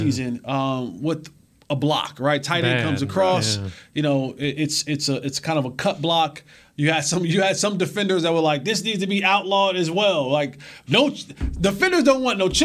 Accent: Roselle, New Jersey, United States; moved away; New Jersey, my hometown. Shout out to all my people back home in Roselle, New Jersey

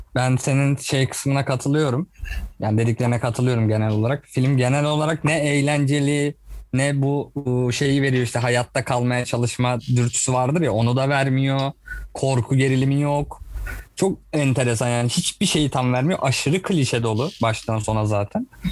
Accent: Turkey; ben bir Türk olarak

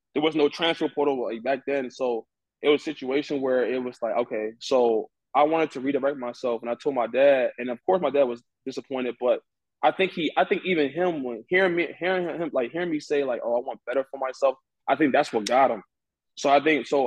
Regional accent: Washington, District of Columbia, United States; I'm originally from Nigeria, but I was born and raised in Washington D.C.

